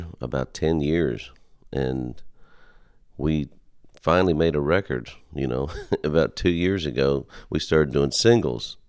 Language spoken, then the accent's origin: English; Pennsylvania, United States; moved away as an adult; also born or lived in Nashville; we're from Pennsylvania, and my dad had already had a band since 1966